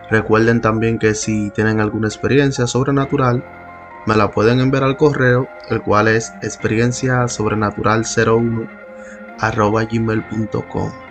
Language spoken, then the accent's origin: Spanish; Santo Domingo, Distrito Nacional, Dominican Republic; una historia que se ha venido narrando en mi país y de la ciudad que soy. República Dominicana, la ciudad de Santo Domingo.